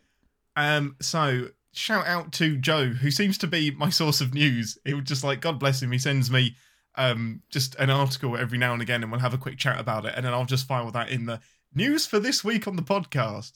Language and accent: English; England, United Kingdom; I'm your Englishman